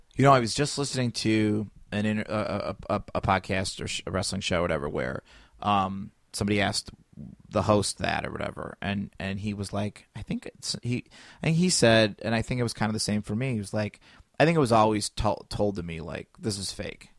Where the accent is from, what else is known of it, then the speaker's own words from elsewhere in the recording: United States; I grew up in Chi, in, in Shareville, which we got all the Chicago channels.